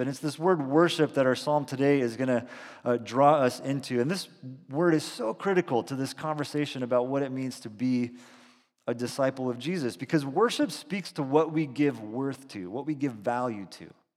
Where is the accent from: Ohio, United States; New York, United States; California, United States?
California, United States; Salinas; also born or lived in Boston; we're from the Central Coast, grew up in Salinas